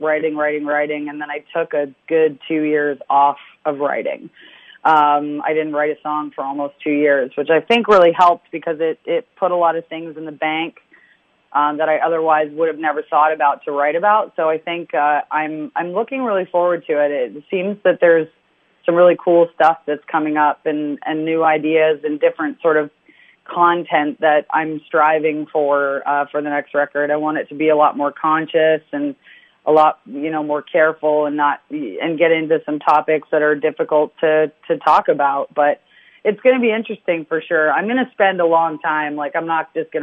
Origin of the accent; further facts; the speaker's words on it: London, United Kingdom; moved away; I love London, you know, my family's still there